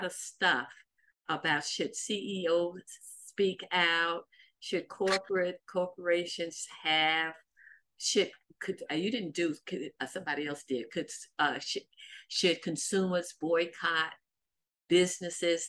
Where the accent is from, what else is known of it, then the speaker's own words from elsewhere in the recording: the South, United States; accent: Southern; I have a Southern accent